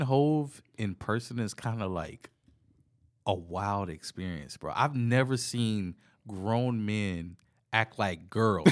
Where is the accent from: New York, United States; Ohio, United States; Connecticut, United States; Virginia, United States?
Virginia, United States; being from Virginia